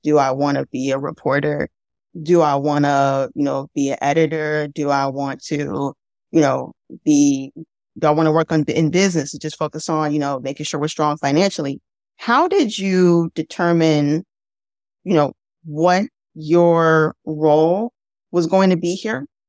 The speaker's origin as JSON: {"language": "English", "region": "Midwest", "country": "United States", "also_born_or_lived": "Mississippi / Louisiana", "lives_now": "Chicago, United States", "said": "I'm from the Midwest, right? But my mother's family is from Mississippi and my dad's family's from Louisiana"}